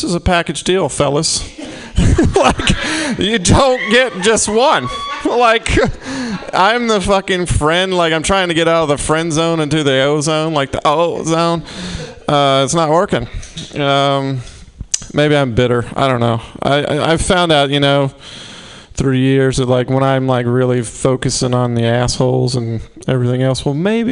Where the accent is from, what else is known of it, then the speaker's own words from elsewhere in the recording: Mississippi, United States; I'm from Mississippi.